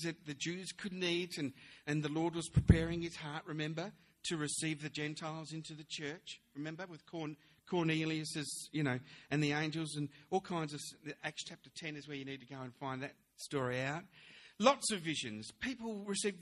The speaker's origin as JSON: {"language": "English", "town": "Melbourne", "region": "Victoria", "country": "Australia", "tie": "born or raised there", "also_born_or_lived": "London, United Kingdom", "said": "I was born in London. And then when at the age of 7, we came over to Australia, and I was brought up in Melbourne."}